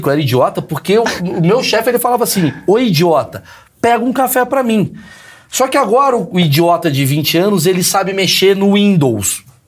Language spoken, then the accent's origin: Portuguese; Brazil; nós brasileiros